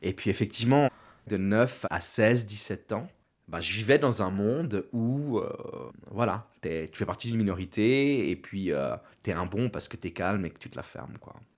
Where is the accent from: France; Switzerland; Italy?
Switzerland; Meyrin, Geneva; also born or lived in Yverdon; now in Lausanne, Switzerland; je suis né en Suisse, à Genève, à Mérin.